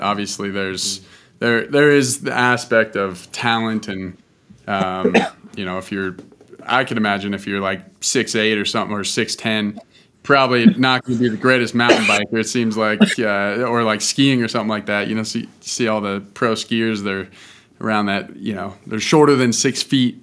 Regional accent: Boulder, Colorado, United States; I grew up in Boulder where mountain biking is pretty pretty popular.

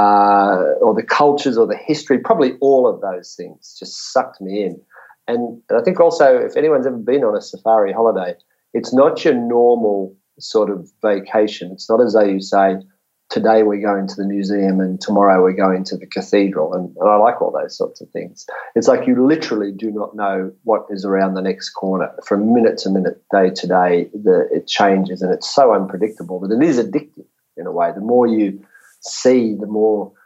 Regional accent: Sydney, New South Wales, Australia; also born or lived in New Zealand / Campbelltown; I grew up in the western suburbs of Sydney

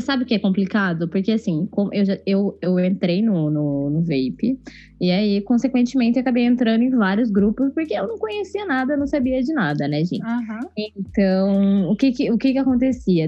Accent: Curitiba, Paraná, Brazil; sou curitibana

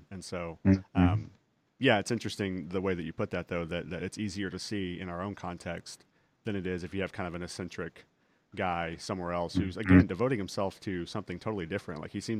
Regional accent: Texas, United States; accent: Texas; When I was in junior high, I intentionally got rid of my Texas accent as much as possible because I thought it made me sound dumb. But sure. I can't take the Texas out of the boy, you know.

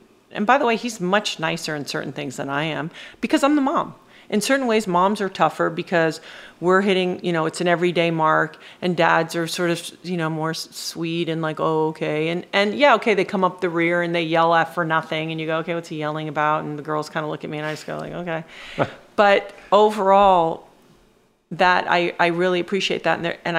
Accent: St. Thomas, U.S. Virgin Islands; That's how I grew up in the Caribbean.

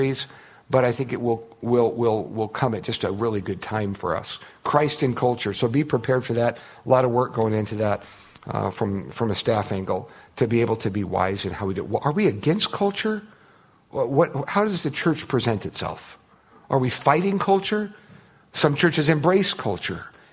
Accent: United States; I'm an American

